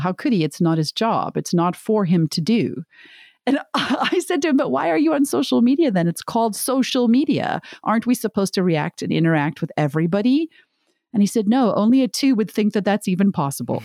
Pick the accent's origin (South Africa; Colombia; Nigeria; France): South Africa; moved away; I'm from South Africa originally